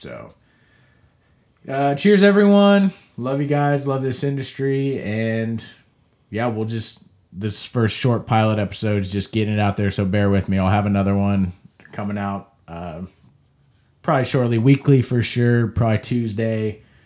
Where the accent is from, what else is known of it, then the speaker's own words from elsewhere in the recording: Kansas, United States; I'm from Kansas, the craft beer caf-, uh, capital of the world